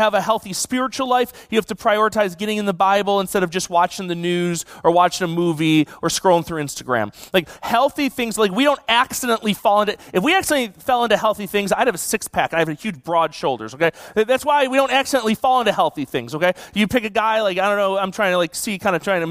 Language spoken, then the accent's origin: English; Buffalo, New York, United States; now in California, United States; I grew up in Buffalo